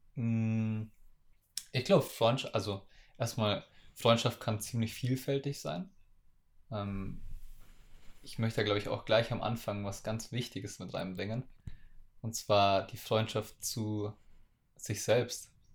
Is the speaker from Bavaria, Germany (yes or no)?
yes; school in Munich from age ten, Bavaria, Germany; viel Zeit zu Hause bei mir im Dorf oder so verbracht habe ähm, als Kind. Ich bin halt, ich bin mit zehn nach München in die Schule gewechselt